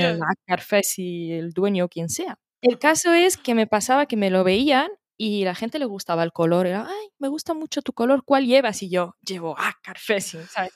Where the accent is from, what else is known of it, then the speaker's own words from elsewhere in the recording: Morocco; moved away; soy de Marruecos